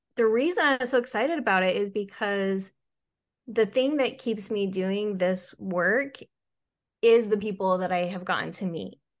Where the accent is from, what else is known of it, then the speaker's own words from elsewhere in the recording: Utah, United States; moved away; also born or lived in Georgia / Charleston; I flew home to Utah